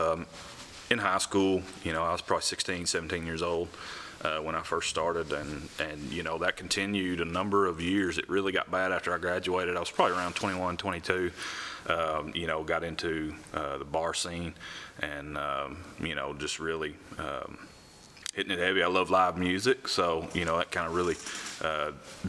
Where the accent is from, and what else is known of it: Grubbs, Arkansas, United States; born or raised there; also born or lived in Memphis, Tennessee